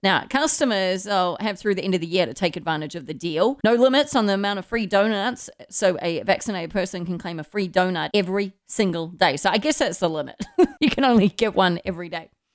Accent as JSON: {"language": "English", "country": "New Zealand", "tie": "born or raised there", "said": "Growing up in New Zealand"}